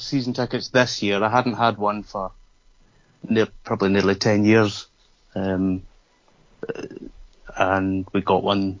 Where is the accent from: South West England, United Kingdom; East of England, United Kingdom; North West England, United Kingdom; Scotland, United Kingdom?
Scotland, United Kingdom; Glasgow; moved away as an adult; also born or lived in Lake District / London; now in Southampton, United Kingdom; I'm from Glasgow.